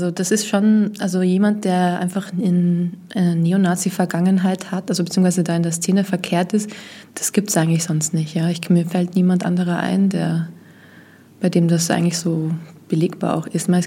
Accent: Austria; als Österreicherin kennt man diese ganzen Geschichten da mit den vier Bier

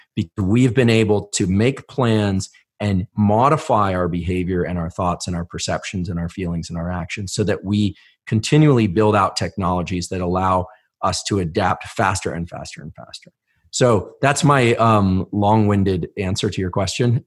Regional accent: Palo Alto, California, United States; I grew up in Palo Alto

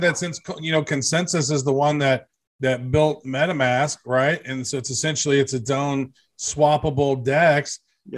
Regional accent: United States

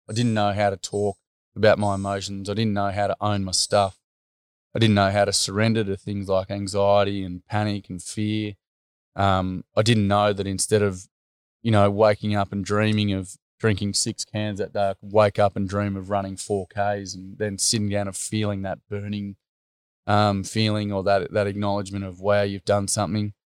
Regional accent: Australia; I'm from Chugan

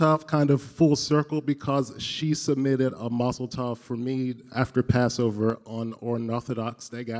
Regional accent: North Carolina, United States; now in Oakland, United States; I am originally from North Carolina, but now reside in Oakland.

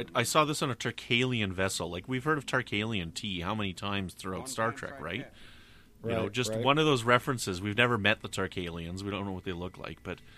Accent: northern Saskatchewan, Canada; in northern Saskatchewan, we would eat jackfish, also known as pike, northern pike

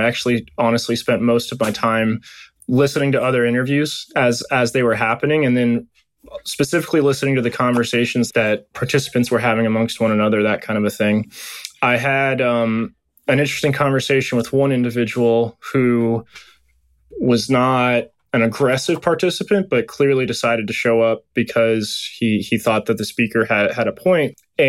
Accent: West Virginia, United States; I'm a 6 foot tall white guy with a beard. I'm coming from West Virginia.

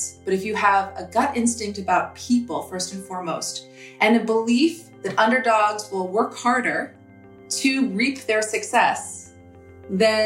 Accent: United States; also born or lived in New York City, New York / Minneapolis, Minnesota; I grew up in New York City and Minneapolis, Minnesota

